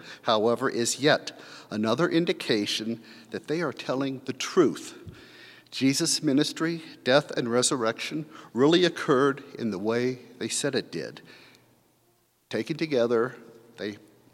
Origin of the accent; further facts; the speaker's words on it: United States; as good American Lutherans